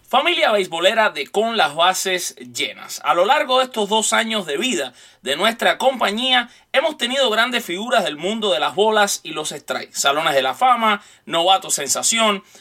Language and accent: Spanish; Cuba; también soy cubano